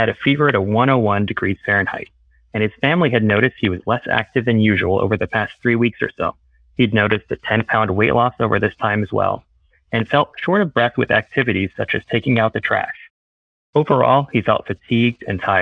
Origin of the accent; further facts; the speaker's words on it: Deep South Texas, United States; moved away as an adult; also born or lived in Austin; now in Boston, United States; I'm originally from Deep South Texas